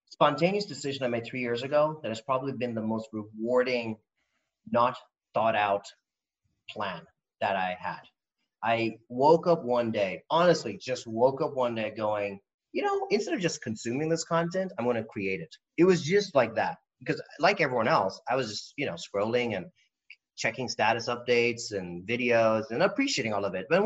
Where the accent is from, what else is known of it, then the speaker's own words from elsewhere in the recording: India; I'm not going to hide behind the fact that I am Indian or that I don't have a home anywhere